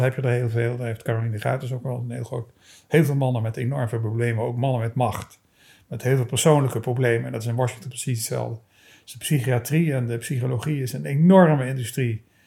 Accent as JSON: {"language": "Dutch", "town": "Maastricht", "region": "Limburg", "country": "Netherlands", "tie": "born or raised there", "said": "ik ben in Maastricht opgegroeid"}